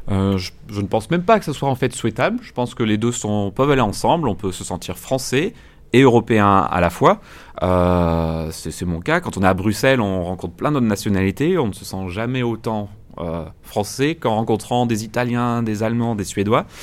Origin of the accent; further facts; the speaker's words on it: France; je suis français